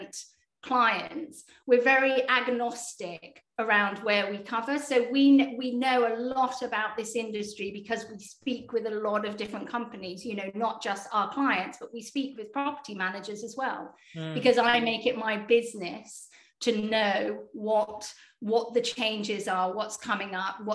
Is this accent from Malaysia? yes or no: no; United Kingdom; accent: British; most of us are actually based in the UK